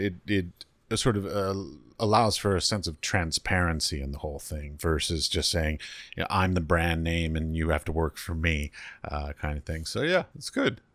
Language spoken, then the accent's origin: English; United States; moved away; I come from America